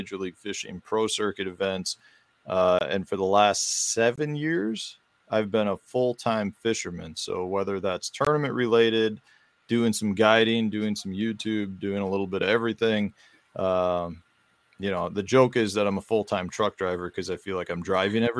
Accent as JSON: {"language": "English", "town": "Chicago", "region": "Illinois", "country": "United States", "tie": "born or raised there", "moved": "yes", "lives_now": "Stevens Point, United States", "said": "I grew up in Chicago. I moved from Chicago up to central Wisconsin. I live in the Stevens Point area of Wisconsin"}